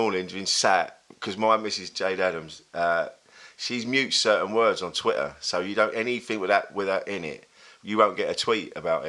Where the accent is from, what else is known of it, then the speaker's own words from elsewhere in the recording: Bromley, London, United Kingdom; now in Leigh-on-Sea, United Kingdom; I grew up in Kent.